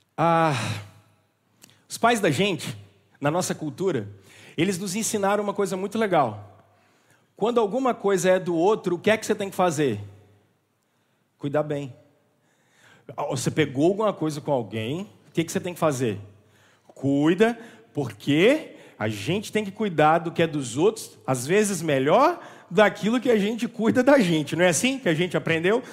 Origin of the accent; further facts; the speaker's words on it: Barbacena, Minas Gerais, Brazil; quando eu era criança em Barbacena